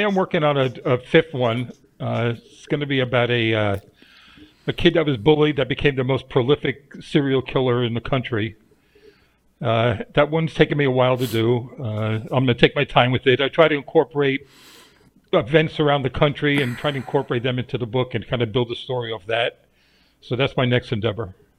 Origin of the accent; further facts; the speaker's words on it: New York, United States; my crazy life growing up in New York